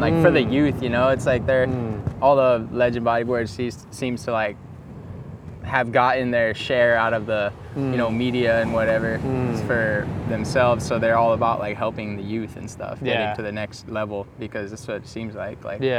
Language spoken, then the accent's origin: English; Hilo, Hawaii, United States; also born or lived in San Diego, California; Home for me is Hilo, Hawaii on the Big Island. It's like on the northeast. Kind of looks like a, just like a boomerang.